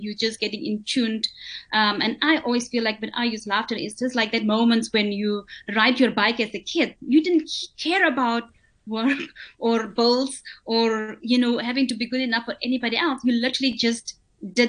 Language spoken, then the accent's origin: English; Botswana; I'm from Botswana